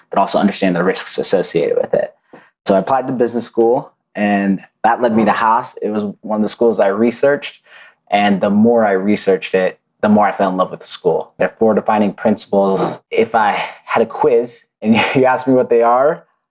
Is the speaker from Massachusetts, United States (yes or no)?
yes; Lowell, Massachusetts, United States; But I'm from the Boston area. You know, I grew up in Lowell, Massachusetts, an old industrial town on the East Coast.